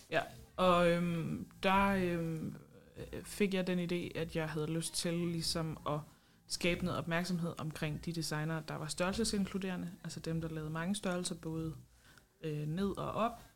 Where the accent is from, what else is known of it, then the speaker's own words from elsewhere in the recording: Esbjerg, Southern Denmark, Denmark; Jeg kommer fra Esbjerg